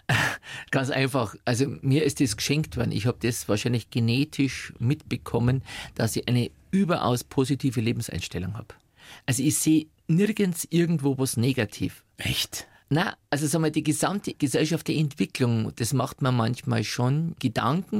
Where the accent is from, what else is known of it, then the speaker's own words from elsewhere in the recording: Upper Palatinate, Bavaria, Germany; now in Munich, Germany; Geprägt haben mich meine Kindheit in der Oberpfälzer Diaspora